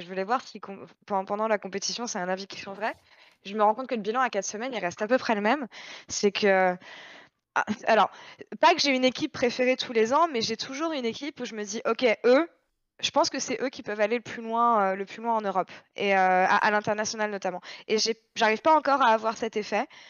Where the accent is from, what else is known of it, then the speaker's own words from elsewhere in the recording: France; en tant que Français